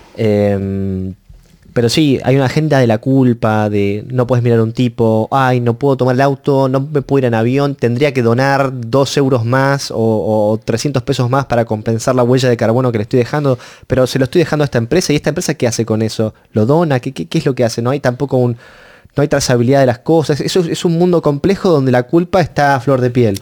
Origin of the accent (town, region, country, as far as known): Argentina